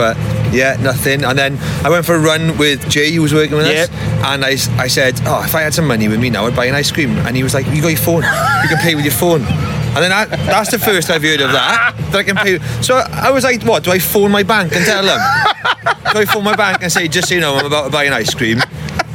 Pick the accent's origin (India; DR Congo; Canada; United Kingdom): United Kingdom; Wales; I'm Welsh. I'm Welsh.